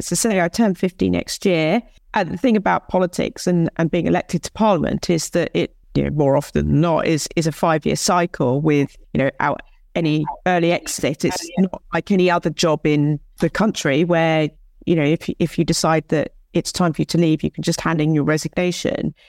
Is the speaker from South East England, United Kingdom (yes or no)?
yes; Hythe, South East England, United Kingdom; I grew up in Kent, you know, I grew up in Hythe, I went to school in Folkestone